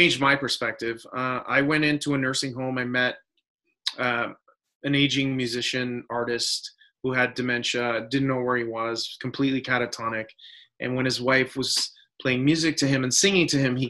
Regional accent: Canada; I grew up in Canada. All my ancestors are, most of them, in Italy

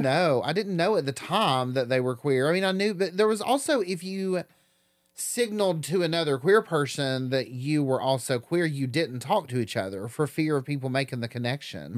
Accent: Newport, Tennessee, United States; moved away as an adult; now in Knoxville, United States; growing up in Southern Appalachia, especially in such a rural part of Southern Appalachia

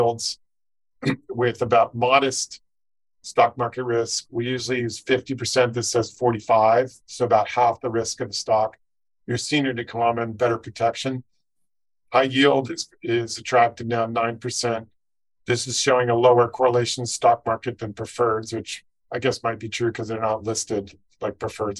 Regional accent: Silicon Valley, California, United States; growing up in Silicon Valley

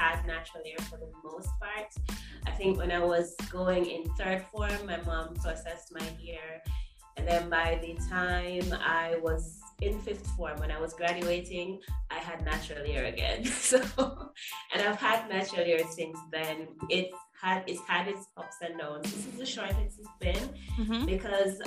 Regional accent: Jamaica; I am Jamaican, still living in Jamaica.

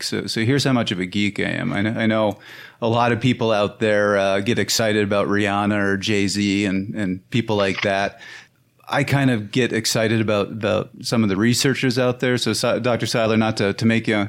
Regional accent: Canada; I'm Canadian.

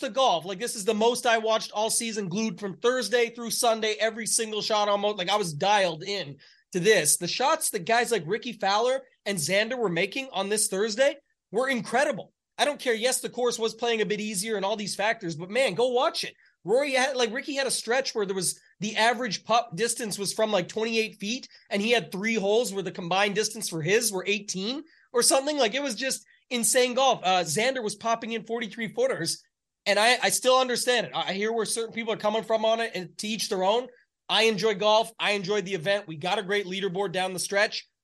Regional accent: Canada; I'm the Canadian in the bunch

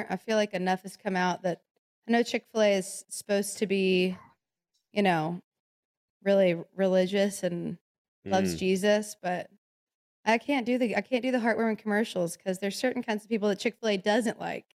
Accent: Memphis, Tennessee, United States; Yeah, I'm from Memphis.

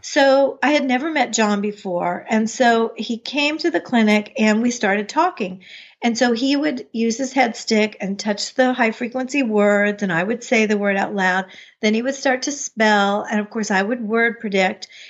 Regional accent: United States; moved away as an adult; also born or lived in Chapel Hill, North Carolina; I grew up outside of Washington, D C

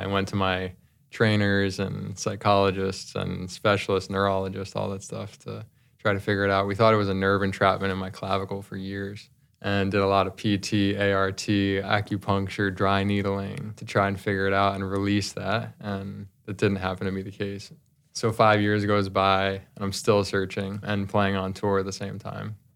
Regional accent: New Jersey, United States; I grew up in New Jersey

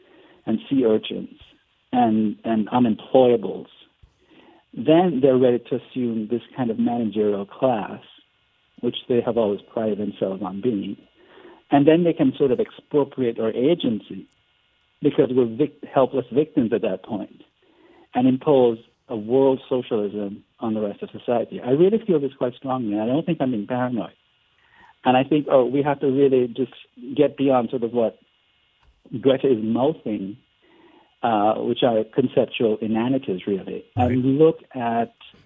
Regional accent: Jamaica; now in United States; I'm from Jamaica

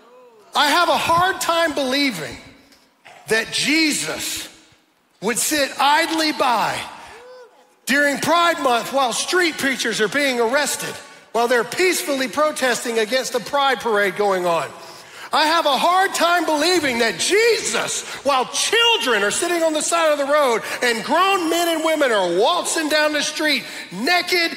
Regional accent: the South, United States; I'm from the South

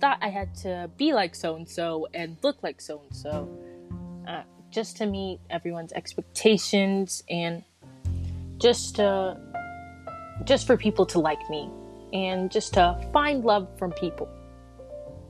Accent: North Carolina, United States; also born or lived in Silver Spring, Maryland; I was born in Silver Spring, Maryland. And then I moved all the way to North Carolina in 2014.

